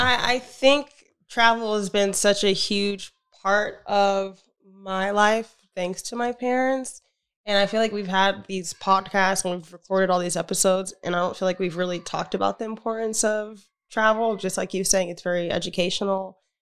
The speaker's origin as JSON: {"language": "English", "country": "United States", "said": "as an American"}